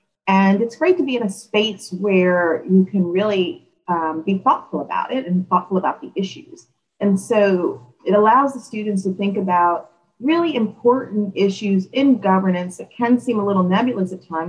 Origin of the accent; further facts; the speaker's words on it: Philadelphia, Pennsylvania, United States; now in Charlottesville, United States; I am born and raised in Philadelphia.